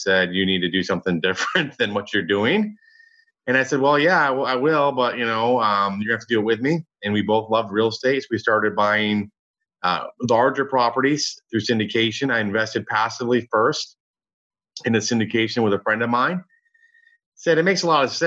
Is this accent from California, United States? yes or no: no; Michigan, United States; now in Dallas, United States; I grew up in Michigan. I'm in Dallas now